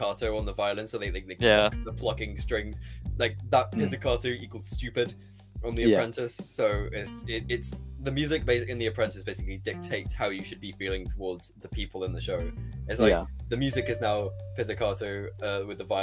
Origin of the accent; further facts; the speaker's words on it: United Kingdom; as British people